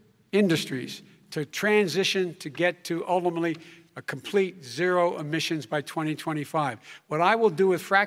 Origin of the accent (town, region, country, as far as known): Claymont, Delaware, United States; born or raised there